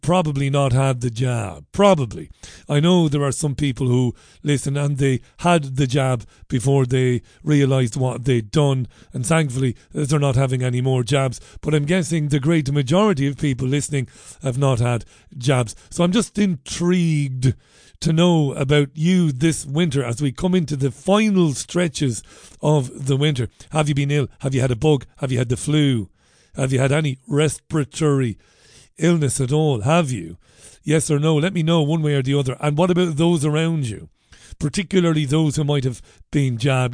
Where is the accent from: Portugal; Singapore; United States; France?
Singapore; I'm Singaporean.